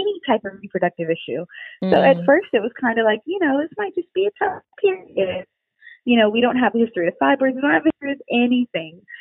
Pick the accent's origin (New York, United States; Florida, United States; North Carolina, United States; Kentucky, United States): New York, United States; New York City; moved away; also born or lived in Maryland; I come from New York, Brooklyn, New York. By way of Maryland